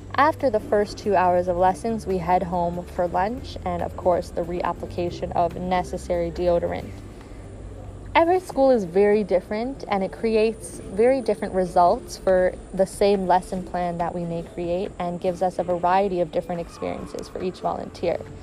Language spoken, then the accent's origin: English; Canada; moved away as an adult; now in Ghana; I'm from Canada